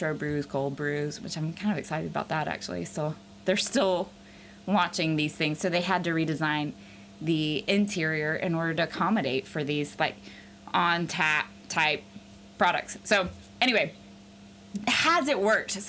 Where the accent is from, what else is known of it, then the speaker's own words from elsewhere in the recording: the South, United States; I grew up in the South